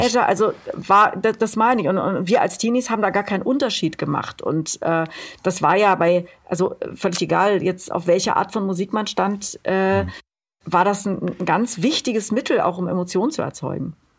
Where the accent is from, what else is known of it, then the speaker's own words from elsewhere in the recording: Berlin, Germany; ich komme aus Berlin